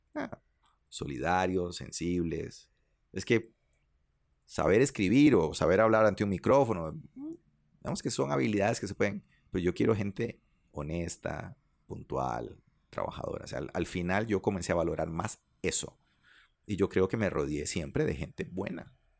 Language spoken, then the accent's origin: Spanish; Liberia, Guanacaste, Costa Rica; mis amigos con los que crecí en Liberia